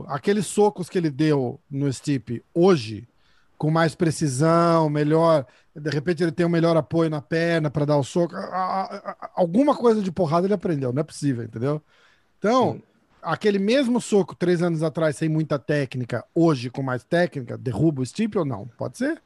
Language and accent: Portuguese; Brazil; eu sou brasileiro